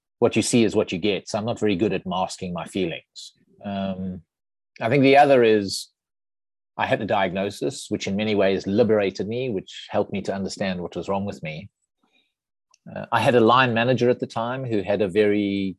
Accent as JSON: {"language": "English", "country": "South Africa", "tie": "born or raised there", "moved": "as an adult", "said": "I'm a South African, grew up in South Africa, went to school and university there"}